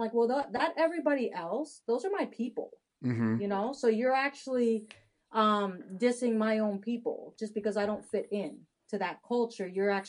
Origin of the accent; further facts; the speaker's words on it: Haiti; born there; also born or lived in Dominican Republic; I was born in Haiti and adopted from Haiti. Actually, an illegal adoption, more of a trafficking case.